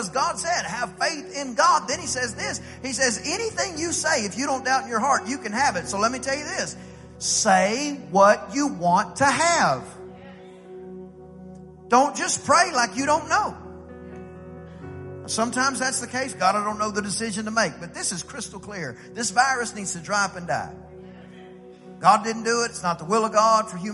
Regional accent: East Texas, United States; I'm from East Texas

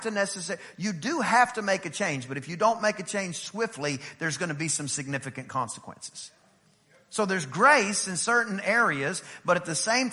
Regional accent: East Texas, United States; I'm from East Texas

